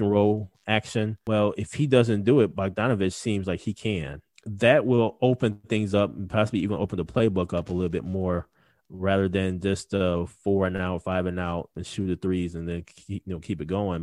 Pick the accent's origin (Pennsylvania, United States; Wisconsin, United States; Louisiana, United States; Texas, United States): Wisconsin, United States; Wisconsin's my home state